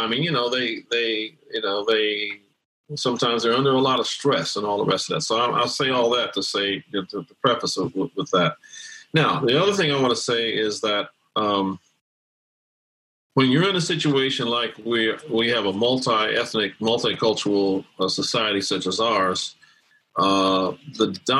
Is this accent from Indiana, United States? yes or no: yes; Gary, Indiana, United States; also born or lived in Brooklyn, New York; I grew up in Gary, Indiana, and I was born in Brooklyn, New York, grew up in Gary